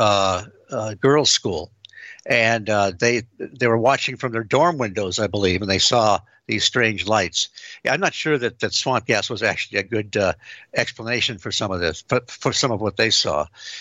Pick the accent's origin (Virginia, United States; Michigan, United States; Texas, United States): Michigan, United States; Detroit; I grew up in the Detroit area